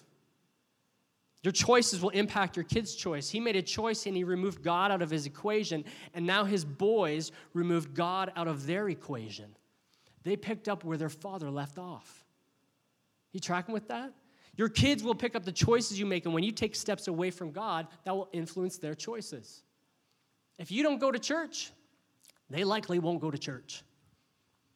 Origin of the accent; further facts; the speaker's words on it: Oshawa, Ontario, Canada; also born or lived in Windsor; When I was 11 years old, doing 11-year-old things, my parents decided to make a big move for us, and we moved from Oshawa to Windsor